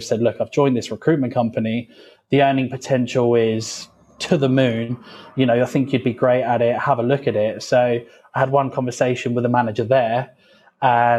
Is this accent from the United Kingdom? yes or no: yes; Felixstowe, East of England, United Kingdom; I was born in Suffolk, have never left Suffolk at all. I don't travel, I don't do anything. I've was born here and have remained here